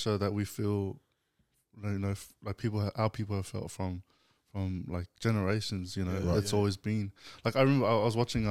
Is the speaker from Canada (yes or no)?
no; Australia; we live in a society now in here in Australia where we're fighting, and as Australian Samoans